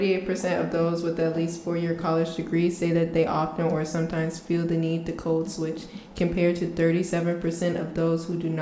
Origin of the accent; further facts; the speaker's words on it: Charleston, South Carolina, United States; accent: Charleston accent; moved away; I'm from Charleston.